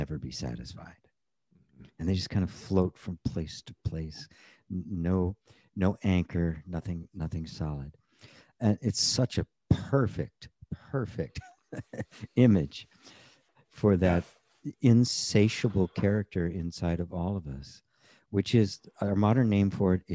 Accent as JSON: {"language": "English", "country": "United States", "tie": "born or raised there", "said": "I grew up in the United States at the time in the 50s and into the 60s"}